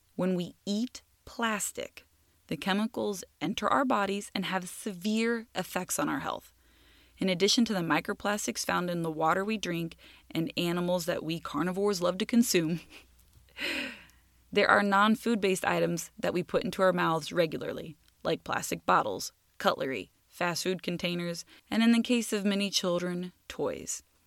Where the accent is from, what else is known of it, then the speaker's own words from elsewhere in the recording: United States; I'm speaking as an American